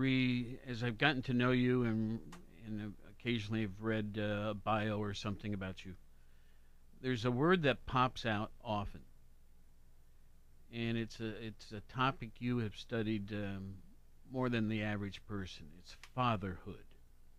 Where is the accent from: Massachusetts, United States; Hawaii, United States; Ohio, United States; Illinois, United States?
Ohio, United States; Worthington; also born or lived in Honolulu; now in Athens, United States; I was raised in Worthington, Columbus, lived in many big cities, a couple small ones too